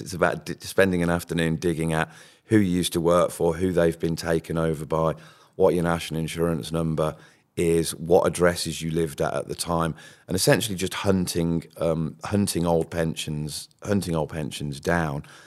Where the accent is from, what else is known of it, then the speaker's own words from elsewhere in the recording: Birmingham, West Midlands, United Kingdom; accent: Brummie; I'm a, I'm a Brummie, and you'll probably hear that if I say money